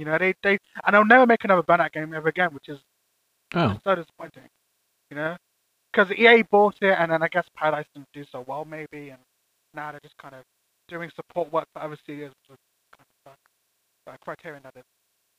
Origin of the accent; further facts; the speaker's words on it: United Kingdom; any British person will say that Frankie and Benny's sucks. So, to us, I feel like any kind of restaurant that is a chain